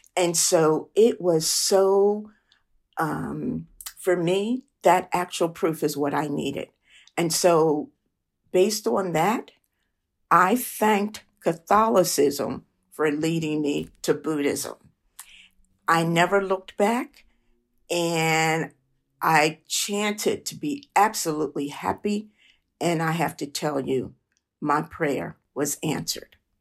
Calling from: Philadelphia, Pennsylvania, United States; I'm calling from Philadelphia

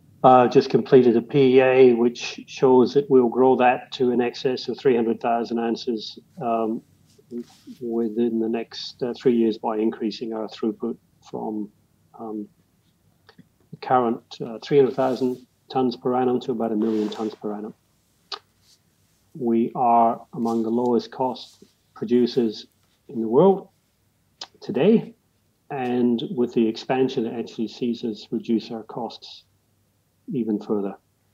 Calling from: Perth, Western Australia, Australia; Perth, Western Australia.

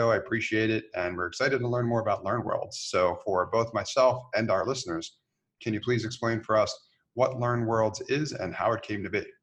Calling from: Cyprus; So um, I'm calling from Cyprus.

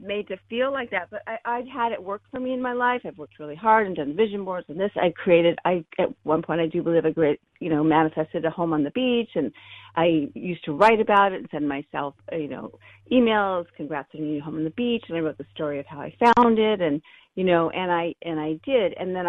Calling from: San Diego, California, United States; Hi. And I'm calling from San Diego.

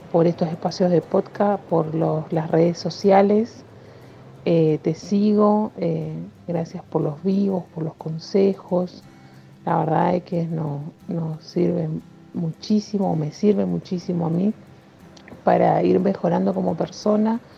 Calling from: Misiones, Argentina; Eh, soy de Misiones, Argentina.

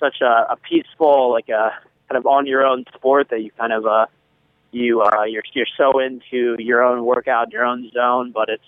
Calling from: Cambridge, Massachusetts, United States; I'm calling. I'm at Harvard right now. I'm here in Massachusetts, in Cambridge.

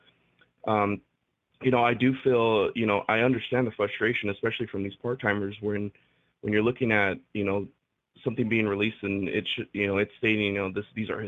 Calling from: California, United States; from Southern California. How y'all doing?

